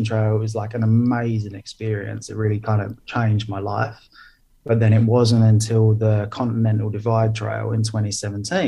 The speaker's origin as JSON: {"language": "English", "country": "United Kingdom", "tie": "born or raised there", "moved": "as an adult", "lives_now": "Helsinki, Finland", "said": "I'm from the UK, so I grew up just outside London. But I've been living in Helsinki, Finland"}